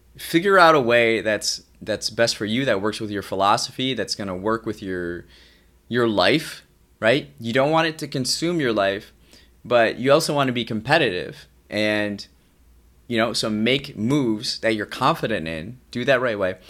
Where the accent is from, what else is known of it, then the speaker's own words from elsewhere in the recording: Midwest, United States; I grew up in the Midwest, and here, sports are a big deal.